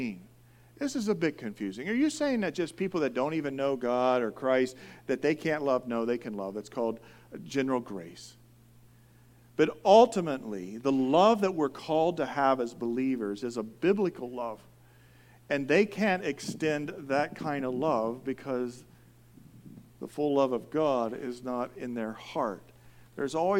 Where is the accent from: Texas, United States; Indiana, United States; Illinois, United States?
Indiana, United States; now in California, United States; I'm from Indiana.